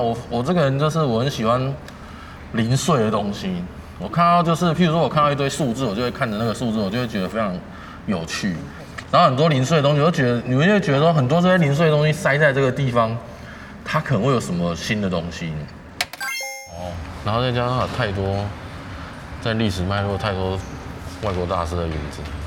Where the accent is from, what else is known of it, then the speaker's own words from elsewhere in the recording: Taipei, Taiwan; 我是一个从小到大在台北市长大的小孩